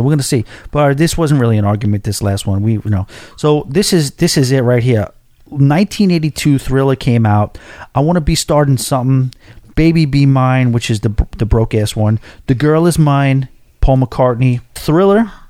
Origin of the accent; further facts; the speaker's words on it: New York City, New York, United States; As a New Yorker